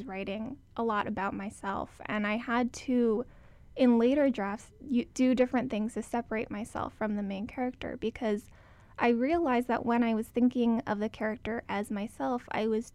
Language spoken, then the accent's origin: English; Hawaii, United States; moved away as an adult; growing up in Hawaii